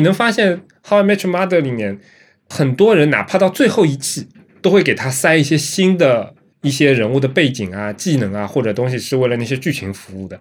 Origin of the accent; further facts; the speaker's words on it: Shanghai, China; 我们上海人